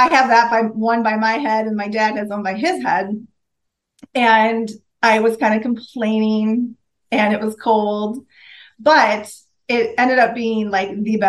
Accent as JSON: {"language": "English", "region": "northern Minnesota", "country": "United States", "tie": "born or raised there", "said": "I grew up in Minnesota, in northern Minnesota"}